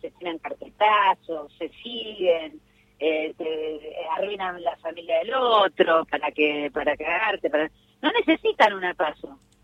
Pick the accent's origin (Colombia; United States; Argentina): Argentina; Morón, Buenos Aires Province; Nací en Morón, vivo en Morón